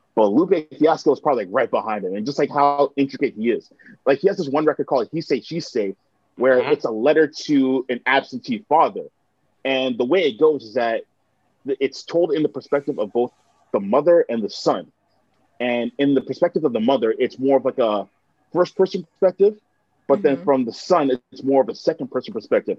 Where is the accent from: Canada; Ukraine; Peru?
Canada; Mississauga, Ontario; also born or lived in Hamilton, Canada / Oakville, Canada; a lot of like my elementary school years and high school years are spent in in uh, in Mississauga, and a lot of like my uh, adolescence was spent there as well